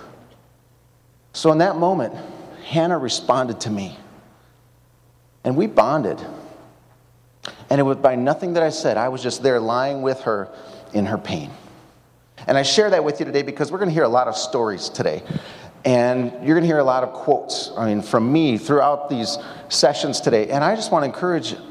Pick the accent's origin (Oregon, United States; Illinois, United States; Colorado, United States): Illinois, United States; Mount Prospect; now in Madison, United States; I spent my early years growing up in the Prospect Bike Shop, wondering how I could scale the Mount Prospect Water Tower. Went to Prospect High School